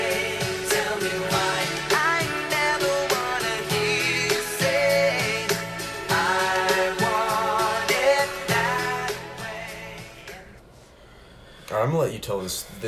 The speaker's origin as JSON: {"language": "English", "country": "United States", "said": "I'm American"}